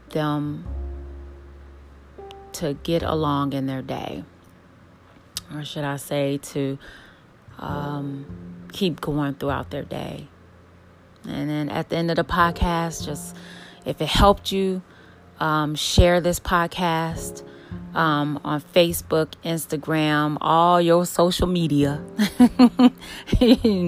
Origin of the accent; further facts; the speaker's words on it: Chicago, Illinois, United States; I grew up in Chicago on the south side